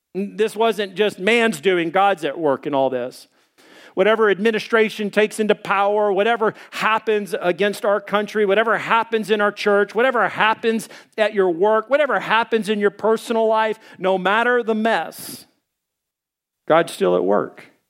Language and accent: English; Arkansas, United States; I'm from Arkansas